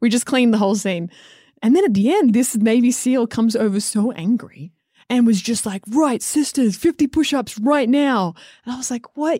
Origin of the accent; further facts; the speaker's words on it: Australia; moved away; growing up in Australia